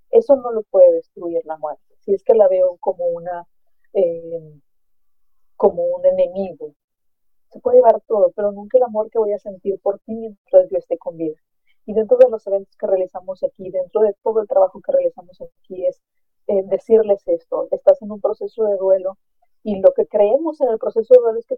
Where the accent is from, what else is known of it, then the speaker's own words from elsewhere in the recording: Mexico; Yo soy de México y en México celebramos a nuestros muertos el 2 de noviembre